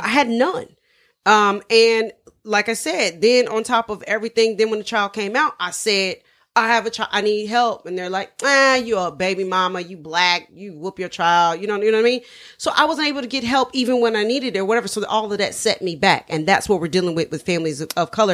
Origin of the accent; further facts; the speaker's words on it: Dayton, Ohio, United States; moved away; I'm from, originally from Ohio. We're all from Dayton, Ohio